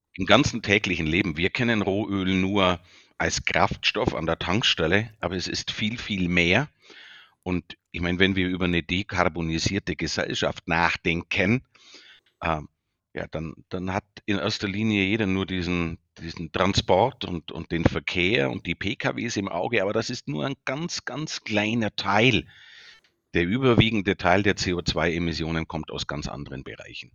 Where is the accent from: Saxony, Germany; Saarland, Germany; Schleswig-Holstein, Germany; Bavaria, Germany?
Bavaria, Germany; accent: Bavarian; an meinem Dialekt, ich bin ein Bayer